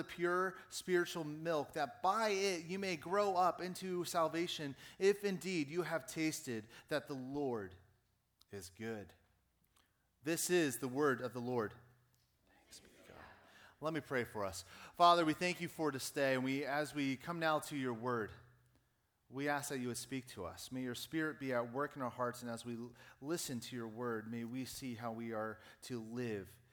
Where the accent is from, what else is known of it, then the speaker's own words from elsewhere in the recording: Pittsburgh, Pennsylvania, United States; moved away; my hometown